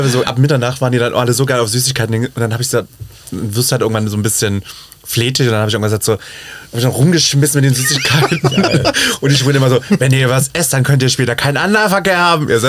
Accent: Leipzig, Saxony, Germany; Leipzig in meiner Heimat, die mich unter die Fittiche genommen hat, aber mit der Prämisse, ich schmink dich einmal, dann muss es von alleine können.

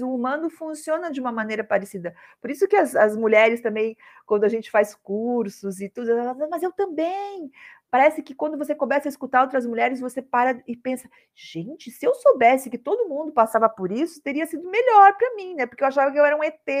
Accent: Curitiba, Paraná, Brazil; moved away as an adult; now in Rio de Janeiro, Brazil; Eu sou curitibana, sou do sul aí que nem você e vim morar no Rio de Janeiro

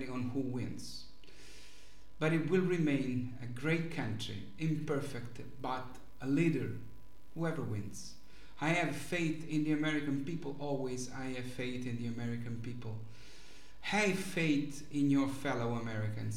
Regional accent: Rome, Lazio, Italy; I was born in Rome and have always lived here

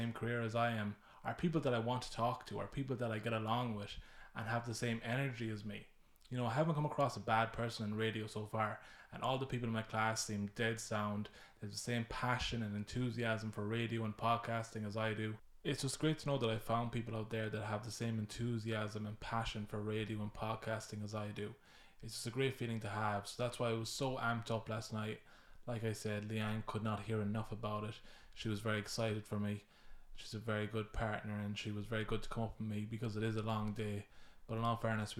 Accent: Mayo, Connacht, Ireland; I'm from Mayo

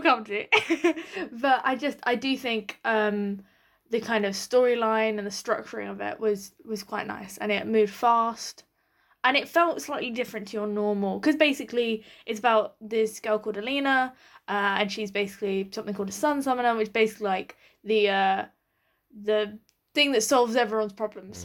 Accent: United Kingdom; as a British audience

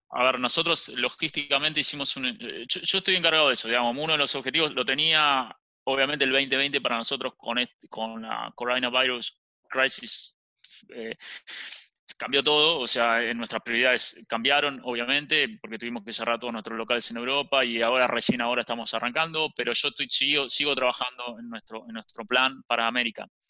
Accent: Argentina; siendo argentino, soy el único socio que es argentino

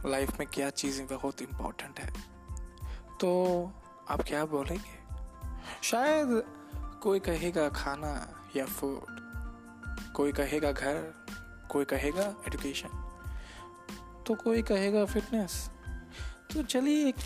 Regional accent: Assam, India; मैं आसाम का रहने वाला हूँ तो आसाम के सिटीज़ और गांव के तीन इम्पोर्टेंट चीज़ों के बारे में बातचीत करूँगा

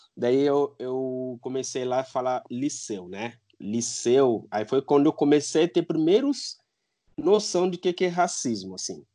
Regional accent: Guinea-Bissau; moved away as an adult; now in Brazil; eu sou de Guiné-Bissau, eu nasci lá, né? Os meus pais são de lá. É, eu vim para o Brasil em 2008. Eu vim para fazer faculdade

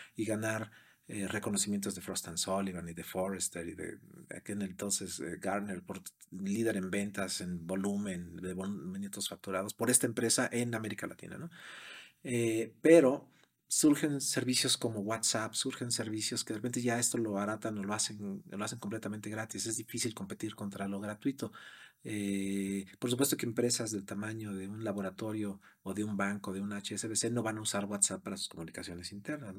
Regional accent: Mexico; moved away as an adult; also born or lived in Brazil / London, England; now in United States; siendo mexicano

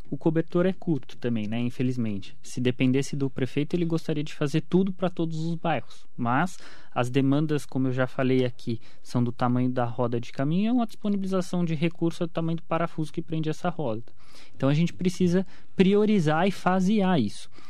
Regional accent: Mogi das Cruzes, São Paulo, Brazil; Quando eu era criança, eu morava na Vila Suíça, era Sim. rua de terra ainda.

